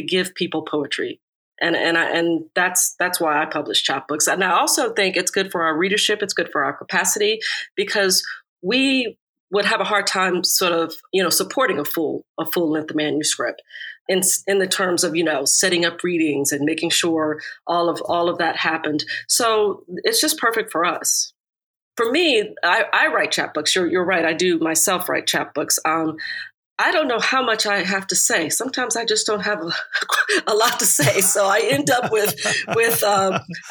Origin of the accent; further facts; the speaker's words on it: United States; moved away; I grew up right outside of Washington, D.C.